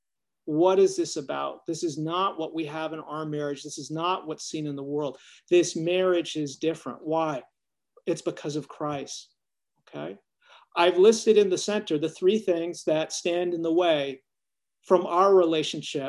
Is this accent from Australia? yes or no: no; Canada; now in United States; I'm Canadian. We grew up with more snow than we needed.